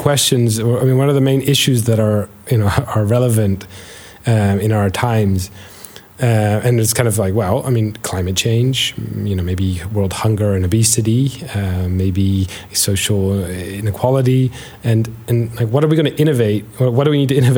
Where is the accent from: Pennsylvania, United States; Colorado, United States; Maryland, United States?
Maryland, United States; Baltimore; moved away; also born or lived in Netherlands / Liverpool; I was born in Baltimore, and my mom is Dutch